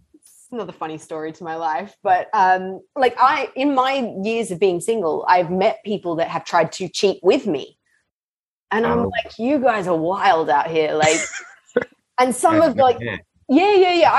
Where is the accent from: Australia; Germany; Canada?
Australia; moved away as an adult; also born or lived in London, United Kingdom; now in Los Angeles, United States; I grew up in Australia